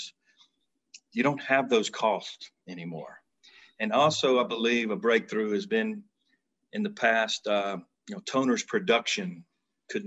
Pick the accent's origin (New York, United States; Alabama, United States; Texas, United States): Alabama, United States; we are from Alabama